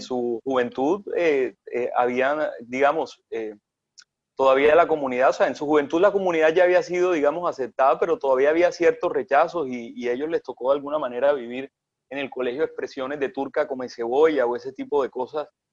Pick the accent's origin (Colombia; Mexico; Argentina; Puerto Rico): Colombia; Punta de Llanes, Córdoba; moved away; also born or lived in Sincelejo / Lorica / Barranquilla; Yo me crié en Tres Barros, en el monte, en Punta de Llanes, Córdoba, un pueblito